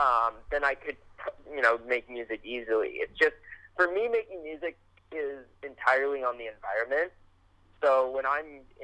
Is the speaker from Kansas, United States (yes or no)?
no; Santa Cruz, California, United States; moved away as an adult; now in Santa Barbara, United States; I'm from Santa Cruz. I'm currently living in Santa Barbara, though.